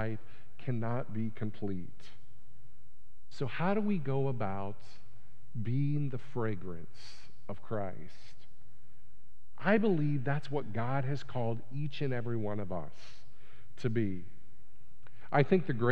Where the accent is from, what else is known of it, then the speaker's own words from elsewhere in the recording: United States; being an American